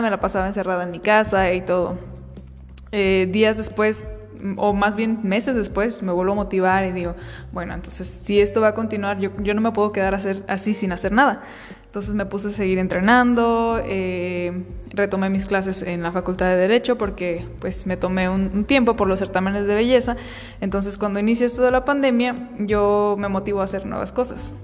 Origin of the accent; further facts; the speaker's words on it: Michoacán, Mexico; resulté ser reina de fiestas patrias de, mi pueblo